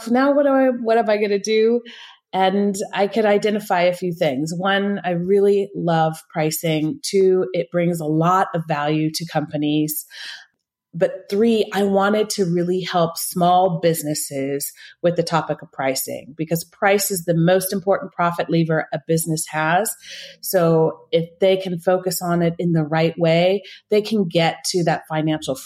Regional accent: northern California, United States; moved away as an adult; now in Switzerland; I grew up in the States, in California, the northern part of California

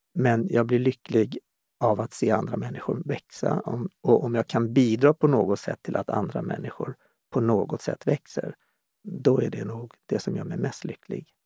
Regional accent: Stockholm, Stockholm County, Sweden; moved away as an adult; also born or lived in Omberg, Östergötland / Kallhäll; Jag är född och uppvuxen i Stockholm

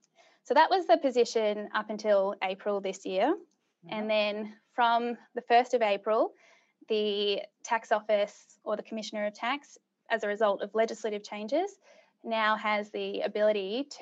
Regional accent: Subiaco, Western Australia, Australia; born there; Well, truth be told, so I was born in Subiaco. And all my family is originally from WA.

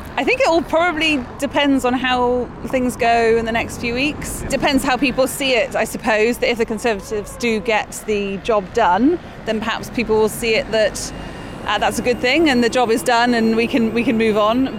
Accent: Bristol, South West England, United Kingdom; now in Taunton, United Kingdom; I'm from Bristol

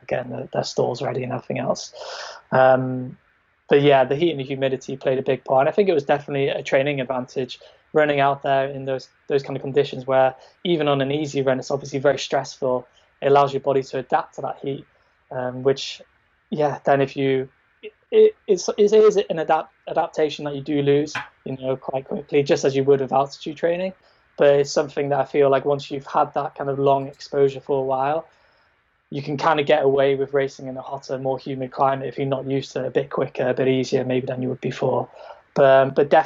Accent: Wales, United Kingdom; moved away as an adult; also born or lived in Thailand; I grew up in Wales, always kind of ran in Wales

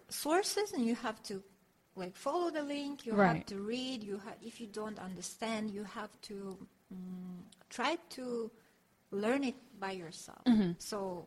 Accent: Dagestan, Russia; English is a second language; moved away as an adult; now in South Korea; the place where I was born in Dagestan

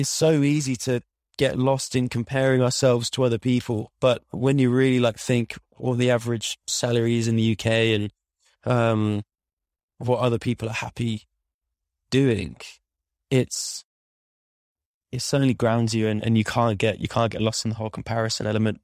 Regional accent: Midlands, United Kingdom; moved away; I'm from the Midlands

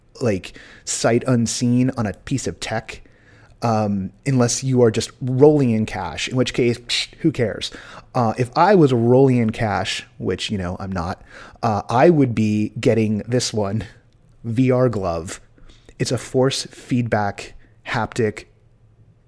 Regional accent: United States; I'm an American

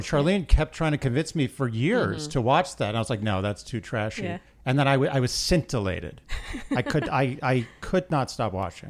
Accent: New York City, New York, United States; I grew up in New York City.

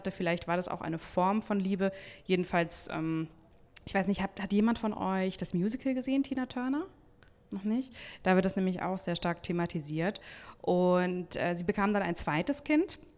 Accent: Hamburg, Germany; Wir kommen ja auch aus Hamburg.

